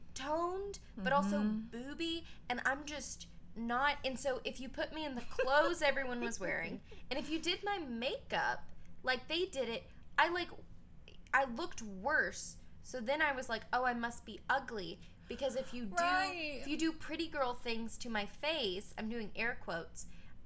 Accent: Jackson, Tennessee, United States; now in Atlanta, United States; I'm from Jackson, Tennessee.

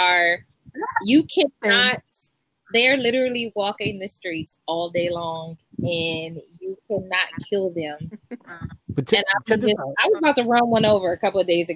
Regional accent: Midwest, United States; I'm from the Midwest.

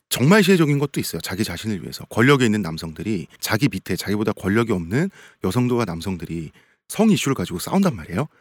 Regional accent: Seoul, South Korea; 서울 사람으로서

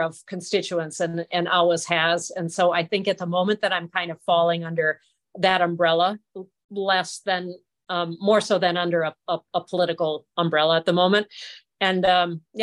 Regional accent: Wisconsin, United States; I'm from the U.S.

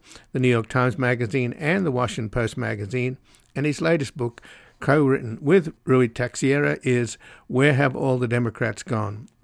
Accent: Australia; I'm Australian

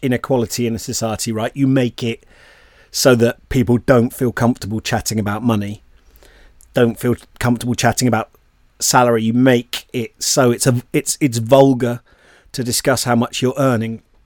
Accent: Bristol, South West England, United Kingdom; I grew up in Bristol, so like loads of Bristol City fans

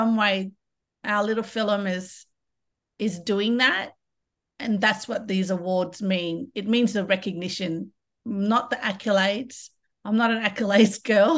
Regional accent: Kimberley and Pilbara, Western Australia, Australia; also born or lived in Broome; traditionally, I'm a Kimberley woman. I'm a Nuggala Jundu from Noongar and Yarru country, so Brimbiggle Bay. But I grew up in the Pilbara as well

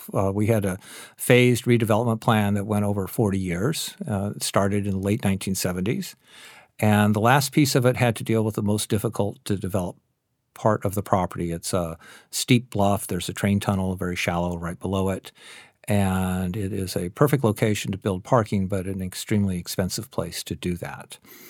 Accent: Seattle, Washington, United States; Of course I drink coffee. I'm from Seattle.

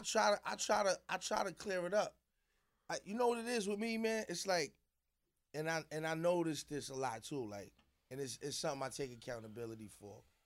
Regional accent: New York City, New York, United States; also born or lived in South Jamaica, Queens; I moved to Queensbridge when I was about five, six years old

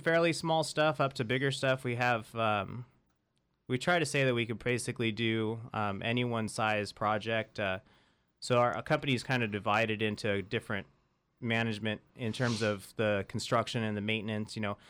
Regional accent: Central Valley, California, United States; I grew up in the Central Valley

